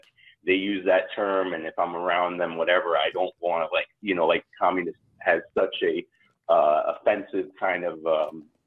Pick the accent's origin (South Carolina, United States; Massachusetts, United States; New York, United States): New York, United States; New York City; moved away as an adult; also born or lived in Austin, Texas; I grew up in New York City, and I left New York City for Austin, Texas in 2004